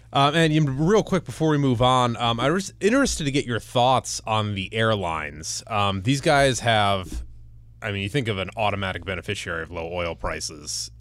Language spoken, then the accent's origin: English; Cleveland, Ohio, United States; moved away; I'm gonna plug my hometown for a second. Lots of exciting things are happening in downtown Cleveland.